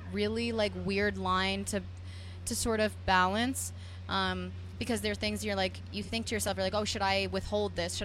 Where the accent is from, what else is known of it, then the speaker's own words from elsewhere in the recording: New Jersey, United States; I'm from New Jersey, and I, you know, started playing in dive bars